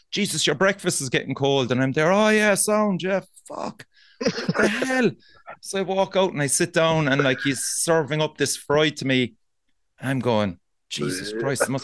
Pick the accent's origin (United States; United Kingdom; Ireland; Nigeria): Ireland; Cork, Munster; I'm from Cork.